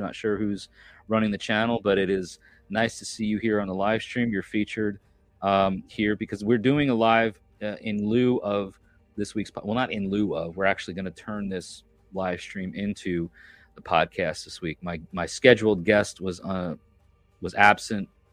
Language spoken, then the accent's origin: English; New York, United States; I'm from New York